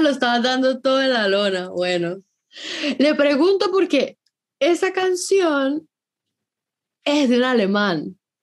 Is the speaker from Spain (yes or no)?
no; Venezuela; moved away; en mi país el efectivo se vende